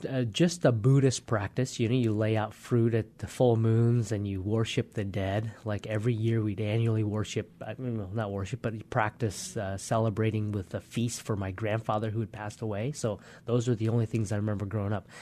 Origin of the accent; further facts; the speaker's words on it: Poulsbo, Washington, United States; also born or lived in Vietnam / Hue, Vietnam / Hong Kong; So we actually grew up in Paulsboro, Washington. Came over when, just a little after four years old